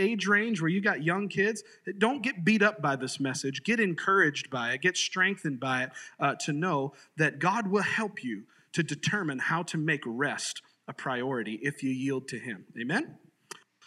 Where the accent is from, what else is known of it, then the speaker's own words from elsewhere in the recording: Sarasota, Florida, United States; I grew up in Sarasota, Florida